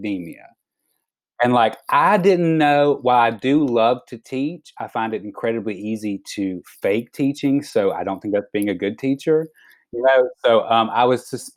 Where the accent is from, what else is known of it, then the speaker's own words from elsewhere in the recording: Alabama, United States; moved away; as like a little queer boy growing up in Alabama